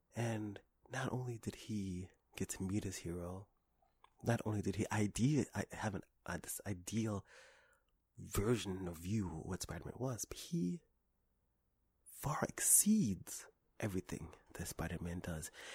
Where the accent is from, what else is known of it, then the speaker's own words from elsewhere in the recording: New York City, New York, United States; when I was a child, I was raised in Harlem